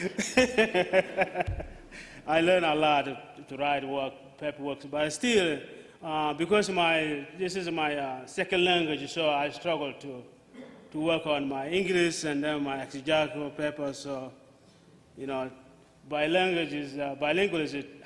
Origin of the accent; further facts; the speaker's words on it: South Sudan; now in United States; I'm from the former called Sudan, but now they're divided into two. They're called now Republic of Southern Sudan